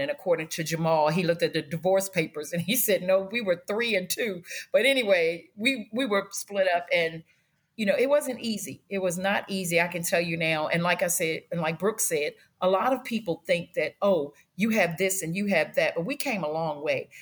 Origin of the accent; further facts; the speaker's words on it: Washington, District of Columbia, United States; I grew up in Washington, D C, and we started out in Northwest Washington off of Georgia Avenue